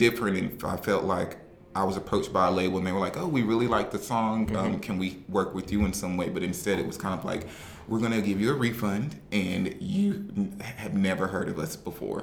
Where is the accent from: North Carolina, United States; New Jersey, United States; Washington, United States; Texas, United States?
North Carolina, United States; moved away as an adult; now in Brooklyn, United States; I'm originally from North Carolina, from a like really small town that nobody knows